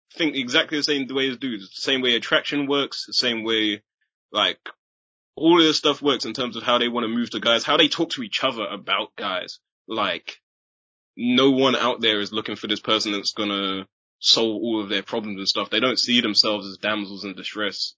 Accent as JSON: {"language": "English", "town": "Chichester", "region": "South East England", "country": "United Kingdom", "tie": "born or raised there", "said": "I was born in Chichester and both my parents are from Trinidad"}